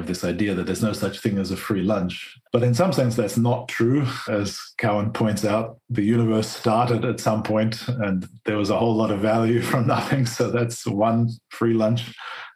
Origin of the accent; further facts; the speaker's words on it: Australia; growing up in Australia